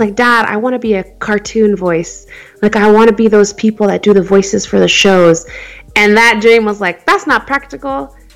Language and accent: English; Phoenix, Arizona, United States; I was born and raised in Phoenix, Arizona. I've never really been anywhere else